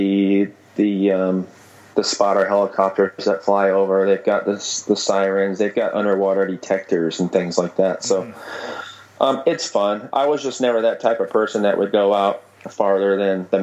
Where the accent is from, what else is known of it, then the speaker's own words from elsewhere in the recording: Portland, Oregon, United States; moved away as an adult; also born or lived in Perth, Australia; I grew up in Portland, Oregon, an hour and a half from the coast.